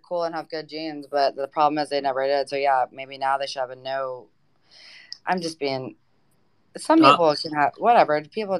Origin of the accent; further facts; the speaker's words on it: the South, United States; Well, I'm originally from the South. From the East Coast, you know.